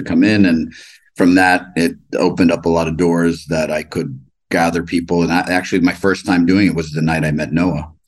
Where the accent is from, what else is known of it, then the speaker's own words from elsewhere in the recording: New York City, New York, United States; Grew up in Manhattan, 39th and Park